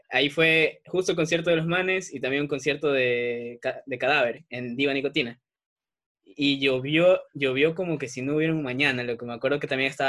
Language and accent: Spanish; Guayaquil, Guayas, Ecuador; born there; also born or lived in Salinas; Mira, nací en Guayaquil, luego me fui a vivir a Salinas, mi papá es marino, entonces ya te imaginas cómo va la cosa.